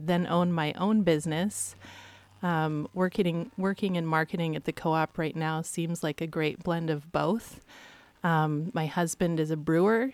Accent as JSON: {"language": "English", "town": "Astoria", "region": "Oregon", "country": "United States", "tie": "born or raised there", "also_born_or_lived": "Olney, Oregon / Eugene, Oregon"}